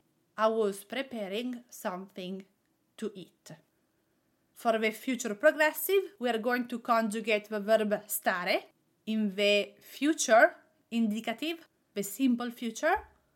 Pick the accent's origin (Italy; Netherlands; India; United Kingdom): Italy; accent: Italian; English is a second language; I have a strong ing with my Italian accent.